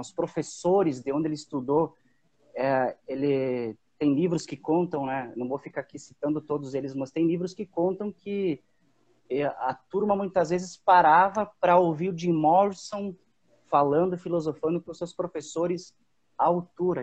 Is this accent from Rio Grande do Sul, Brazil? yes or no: yes; Antônio Prado, Rio Grande do Sul, Brazil; sou de Antônio Prado, Rio Grande do Sul